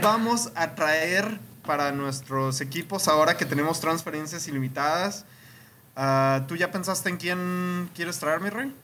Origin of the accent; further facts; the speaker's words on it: Mexico; a los que somos mexicanos